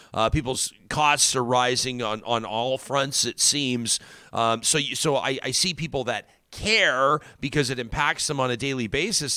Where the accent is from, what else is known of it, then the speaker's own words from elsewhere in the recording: Calgary, Alberta, Canada; when I was sixteen, I was a full-blown right-winger growing up in South Calgary